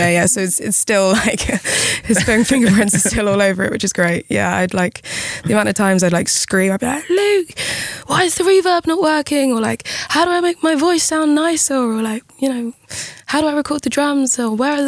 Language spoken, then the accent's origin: English; United Kingdom; being British